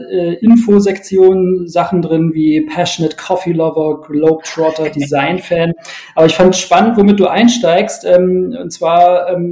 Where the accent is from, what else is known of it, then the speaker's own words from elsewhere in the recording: Sindelfingen, Baden-Württemberg, Germany; gute Stadt, meine Heimatstadt.